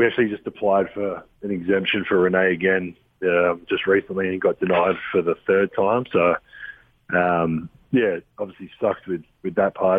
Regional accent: Adelaide, South Australia, Australia; born or raised there; now in Salt Lake City, United States

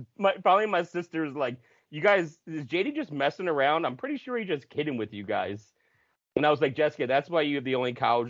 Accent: New Jersey, United States; now in Bloomsburg, United States; I'm from South Jersey, right outside of Philly.

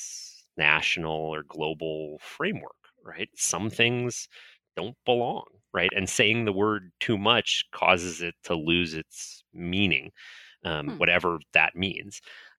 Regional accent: Florida, United States; I grew up in North Florida and, spent my teenage years playing around at the Castillo de San Marcos in St. Augustine.

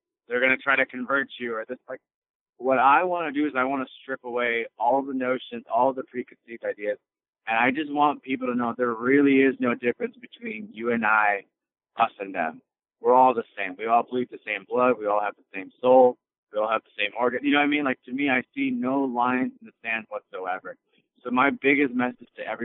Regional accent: Chicago, Illinois, United States; I was born and raised in Chicago.

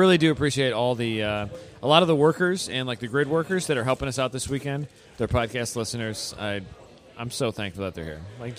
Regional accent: Wisconsin, United States; How can I be nicer than I should because I'm from Wisconsin and cheese is cheap?

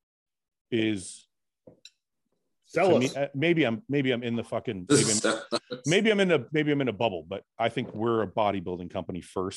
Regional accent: Canada; I'm a Canadian person

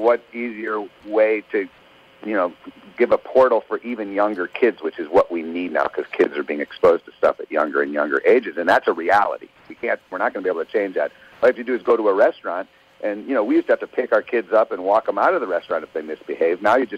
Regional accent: Thousand Oaks, California, United States; We're from Thousand Oaks, California. We had one in our neighborhood

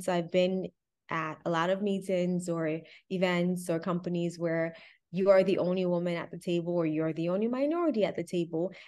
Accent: Miami, Florida, United States; I grew up in Miami

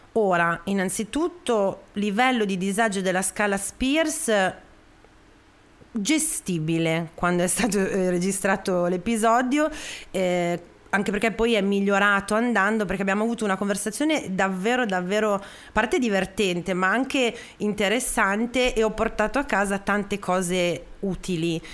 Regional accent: Parma, Emilia-Romagna, Italy; io sono di Parma

